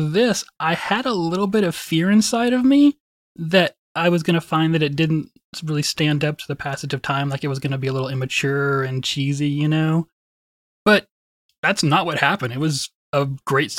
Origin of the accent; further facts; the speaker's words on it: Wichita Falls, Texas, United States; also born or lived in College Station; Wichita Falls, which is my hometown